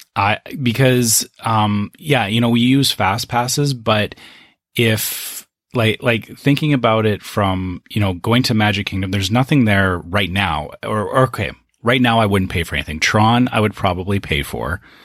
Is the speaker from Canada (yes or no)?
yes; Canada; I come from Canada